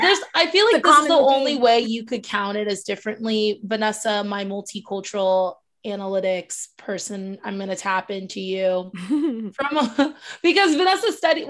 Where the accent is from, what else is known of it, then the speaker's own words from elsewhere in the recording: South Florida, United States; I'm from South Florida